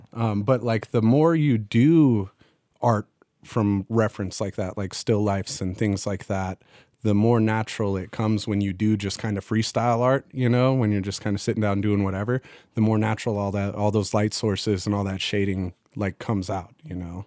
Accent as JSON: {"language": "English", "town": "Fallon", "region": "Nevada", "country": "United States", "tie": "born or raised there", "moved": "yes", "said": "my hometown's called Fallon, Nevada"}